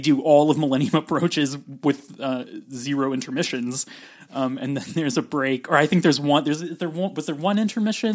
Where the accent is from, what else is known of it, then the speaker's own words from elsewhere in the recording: California, United States; also born or lived in West Virginia; I'm from California